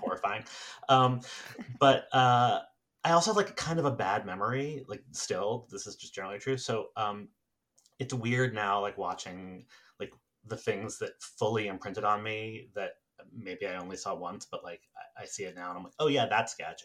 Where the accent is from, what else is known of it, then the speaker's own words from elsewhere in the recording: New York City, New York, United States; I grew up in New York City